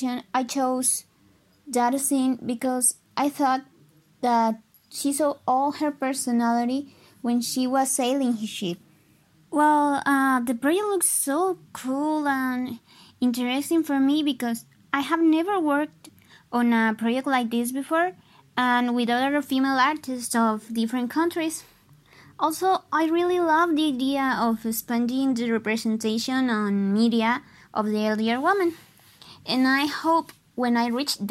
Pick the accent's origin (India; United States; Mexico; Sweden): Mexico; Monterrey, Nuevo León; English is a second language; I'm from Monterrey, Mexico